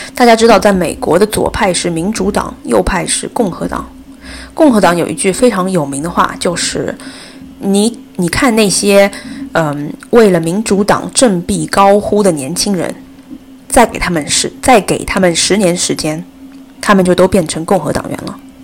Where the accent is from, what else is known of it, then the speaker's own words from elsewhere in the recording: China; 作为中国人，我们生活在二十一世纪